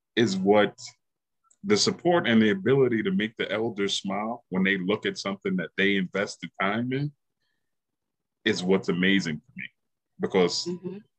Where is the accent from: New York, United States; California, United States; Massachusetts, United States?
New York, United States; Yonkers; the city that I grew up